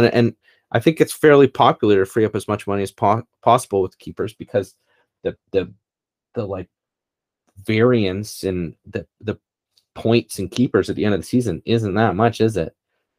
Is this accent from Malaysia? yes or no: no; Canada; I'm Canadian.